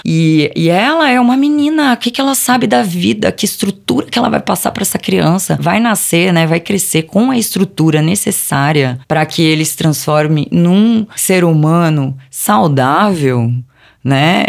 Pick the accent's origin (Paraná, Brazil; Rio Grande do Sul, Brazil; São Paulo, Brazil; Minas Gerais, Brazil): São Paulo, Brazil; ABC Paulista; moved away as an adult; now in São Paulo, Brazil; Originalmente eu sou do ABC Paulista, vim para São Paulo com 18 anos.